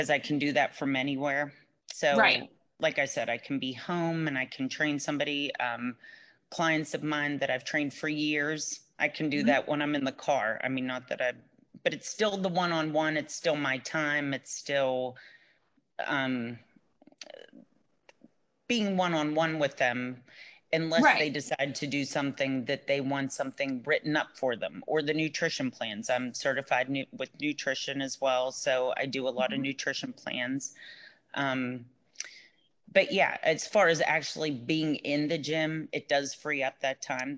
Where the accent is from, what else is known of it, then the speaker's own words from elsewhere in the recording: Pittsburgh, Pennsylvania, United States; moved away as an adult; I'm originally from Pittsburgh, from Pennsylvania, and I've been down here for 11, 12 years